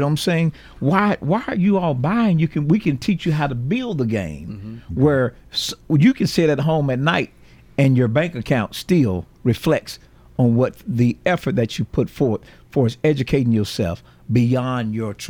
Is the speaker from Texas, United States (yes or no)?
no; Murfreesboro, Tennessee, United States; I am from Murfreesboro. Riverdale class of 1992.